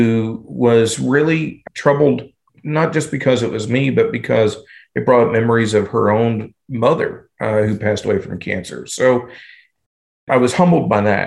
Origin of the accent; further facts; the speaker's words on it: southwestern Indiana, United States; moved away as an adult; also born or lived in Louisville, Kentucky / Kentucky; I went to southwestern Indiana from the time I was about 7 until the time I was 21